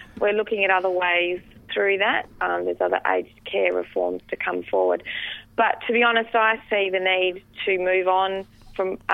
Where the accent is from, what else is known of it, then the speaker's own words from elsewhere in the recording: Western Australia, Australia; moved away; in Western Australia, the state that I came from